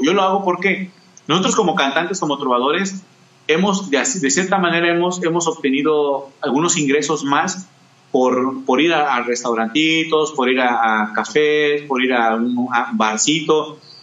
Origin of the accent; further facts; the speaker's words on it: El Espinal, Mexico; aquí en, mi pueblo, yo soy del Espinal